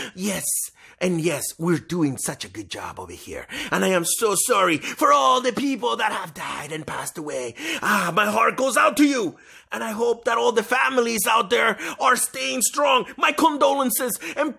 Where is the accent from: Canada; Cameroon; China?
Canada; We are human and we are Canadian.